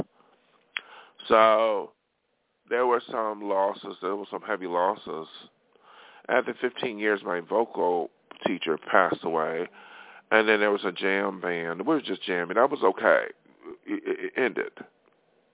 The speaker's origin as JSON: {"language": "English", "area": "hometown with Erie Community College", "region": "New York", "country": "United States", "tie": "born or raised there", "moved": "as an adult", "lives_now": "Los Angeles, United States", "said": "study music in my hometown, you know, at Erie Community College"}